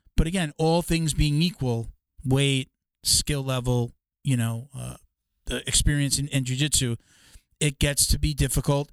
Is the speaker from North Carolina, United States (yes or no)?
no; New York, United States; now in Florida, United States; I'm from New York originally too, so I'm like a Northeast guy.